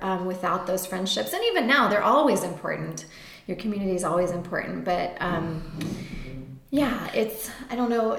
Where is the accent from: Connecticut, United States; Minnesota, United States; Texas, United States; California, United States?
Texas, United States; now in Astoria, Queens, New York, United States; We grew up in Texas public schools mostly